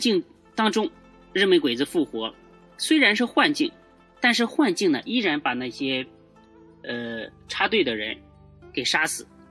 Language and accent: Chinese; China; 我们中国人的八卦、易经啊、风水啊这些知识